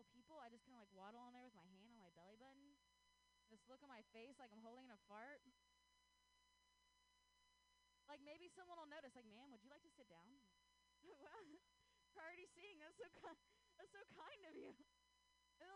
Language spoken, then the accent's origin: English; Ohio, United States; now in Bay Area, United States; I grew up in Ohio.